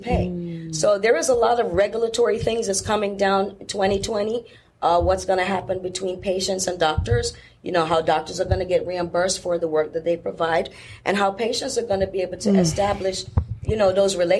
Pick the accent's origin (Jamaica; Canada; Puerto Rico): Jamaica; moved away; I was raised in Jamaica where people did not have the luxury of just running to the urgent care center every time you felt pain.